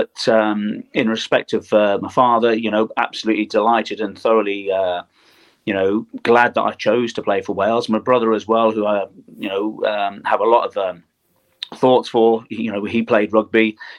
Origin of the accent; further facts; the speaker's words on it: Germany; born there; You know, I was born in West Germany.